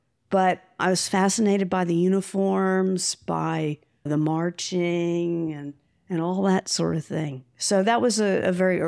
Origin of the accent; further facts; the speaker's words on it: Staunton, Virginia, United States; Well, I grew up mostly here in Staunton, Virginia. We moved here when I was 10.